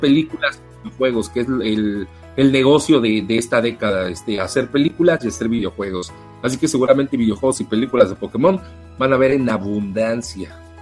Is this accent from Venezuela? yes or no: no; Mexico; yo soy mexicano